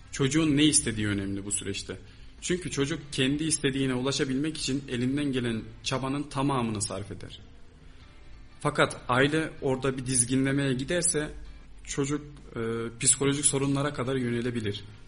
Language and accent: Turkish; Kayseri, Kayseri Province, Turkey; burada doğdum, büyüdüm. Yani burada yaşıyorum.